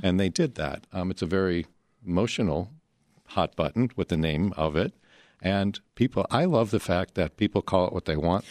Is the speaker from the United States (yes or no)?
yes; Chicago, Illinois, United States; as Chicagoans